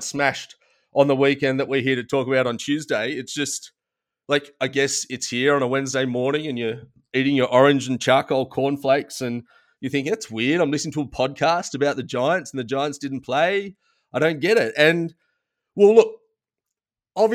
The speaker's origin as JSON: {"language": "English", "area": "Riverina", "region": "New South Wales", "country": "Australia", "said": "being Riverina boys"}